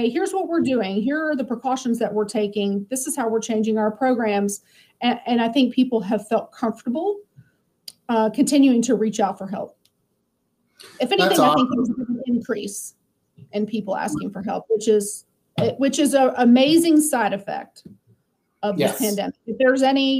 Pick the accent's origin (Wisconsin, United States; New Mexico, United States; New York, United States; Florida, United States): Florida, United States; Lakeland; also born or lived in Tampa, Florida; So I grew up in Lakeland, and then I moved to Tampa when I got married